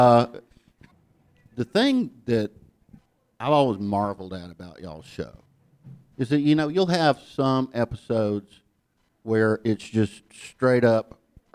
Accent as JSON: {"language": "English", "town": "Ellijay", "region": "Georgia", "country": "United States", "tie": "born or raised there", "also_born_or_lived": "New York", "accent": "Southern", "moved": "as an adult", "said": "I grew up in Ella J, Georgia"}